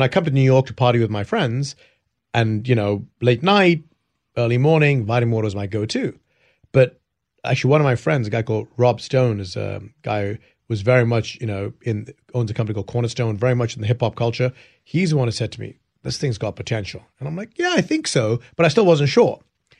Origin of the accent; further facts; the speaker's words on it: England, United Kingdom; now in United States; I came from England, where hip-hop was not as big back in the day.